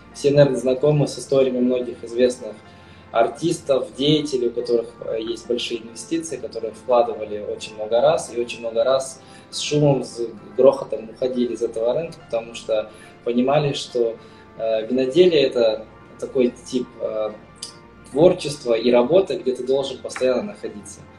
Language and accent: Russian; Kazakhstan; moved away as an adult; now in Spain; я сам родом из Казахстана. Сейчас, на данный момент, я уже 10 лет, более 10 лет проживаю в Испании